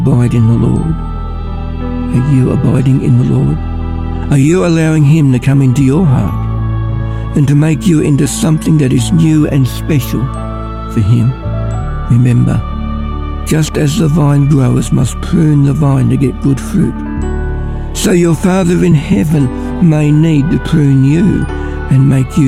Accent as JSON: {"language": "English", "town": "Ballarat", "region": "Victoria", "country": "Australia", "also_born_or_lived": "Mildura", "said": "I'm from Ballarat."}